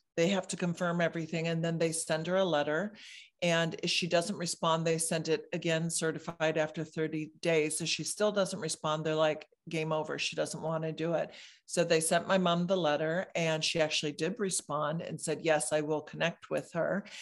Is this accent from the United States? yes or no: yes; Michigan, United States; moved away as an adult; now in California, United States; I moved to California from Michigan when I was twenty-one